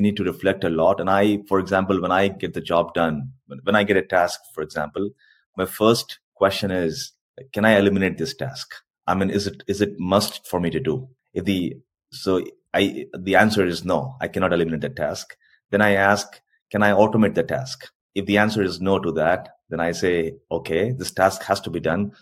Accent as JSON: {"language": "English", "country": "India", "also_born_or_lived": "Korea", "first_language": "Hindi", "second_language": "English", "moved": "as an adult", "lives_now": "South Korea", "said": "in India also we have a lot of dialects"}